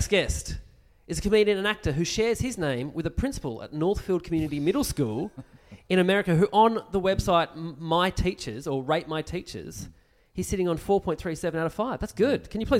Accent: Tasmania, Australia; I'm from Tasmania, and … comedian.

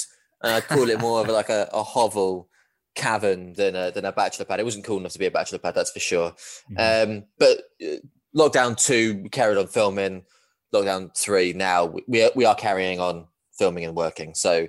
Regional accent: East of England, United Kingdom; born there; you can tell from my accent that I am a very credible Man United fan being born near Watford. Really niche being Watford, a Man United fan from the southeast.

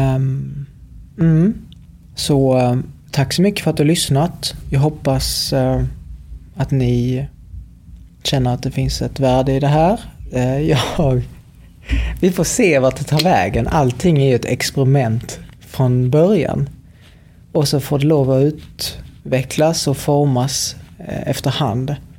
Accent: Helsingborg, Skåne, Sweden; här i Helsingborg, där jag kommer ifrån

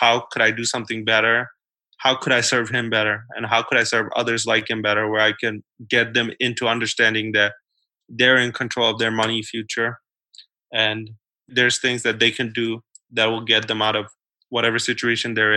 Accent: New York City, New York, United States; kids like me and like the kids that I grew up with in New York City

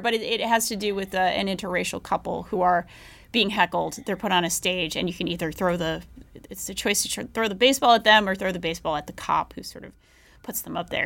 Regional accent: Tennessee, United States; I am a primarily self taught, Tennessee born and raised Marxist

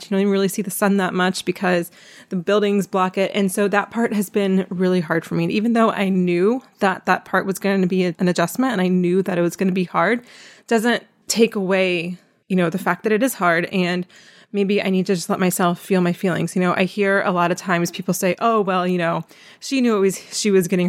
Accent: East Coast, United States; now in Philadelphia, United States; My husband's from here, but I used to live in DC and I'm from the East Coast.

